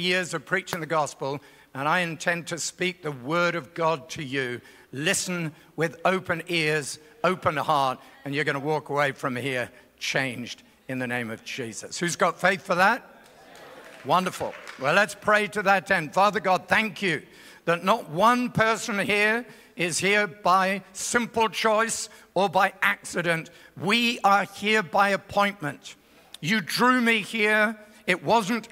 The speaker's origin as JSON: {"language": "English", "region": "England", "country": "United Kingdom", "tie": "born or raised there", "moved": "yes", "lives_now": "Australia", "said": "I'm from Australia, but originally from England"}